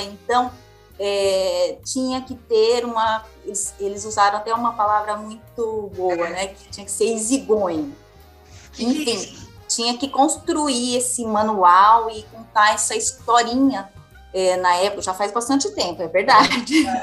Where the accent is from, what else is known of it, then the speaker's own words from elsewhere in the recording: Araçatuba, São Paulo, Brazil; Eu nasci em Araçatuba